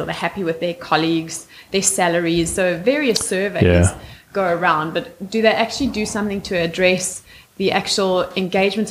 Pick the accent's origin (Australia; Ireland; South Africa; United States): South Africa; I was born and raised in South Africa